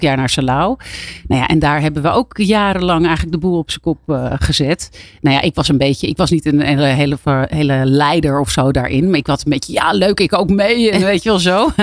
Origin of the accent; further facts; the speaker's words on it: Abcoude, Utrecht, Netherlands; ik kwam uit Apkoude, dus dat is eigenlijk vlakbij Amsterdam